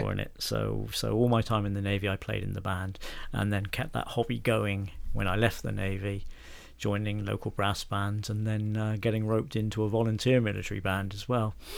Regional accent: Bridport, South West England, United Kingdom; also born or lived in Piddletrenthide, Dorset; I am a Dorset man, and my hometown is a town called Bridport

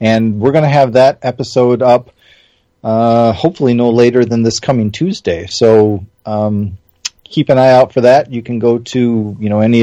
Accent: Wisconsin, United States; I'm from Wisconsin

